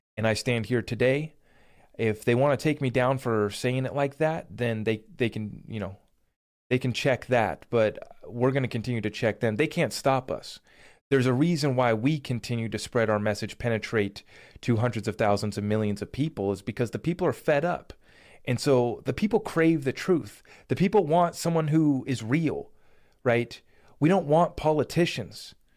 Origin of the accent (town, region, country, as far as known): United States